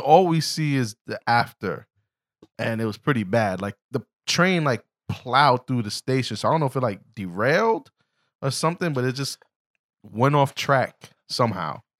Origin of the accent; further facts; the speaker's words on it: New York City, New York, United States; I'm from the Bronx, but Harlem was actually a place I would run through often.